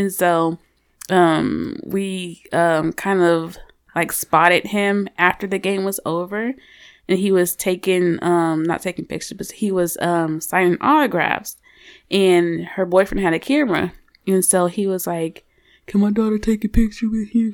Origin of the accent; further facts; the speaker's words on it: St. Louis, Missouri, United States; moved away; I'm from Saint Louis originally